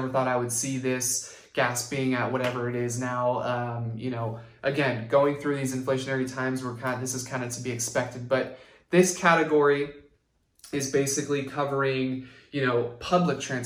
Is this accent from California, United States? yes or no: yes; Santa Rosa, California, United States; Being born and raised in Santa Rosa